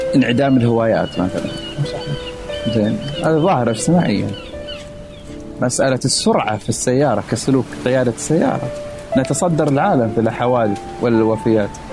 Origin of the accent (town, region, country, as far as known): Saudi Arabia; moved away as an adult; now in Philadelphia, United States